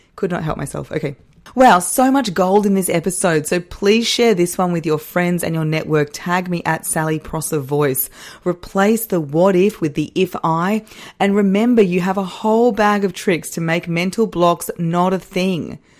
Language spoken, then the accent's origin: English; Australia; I am Australian.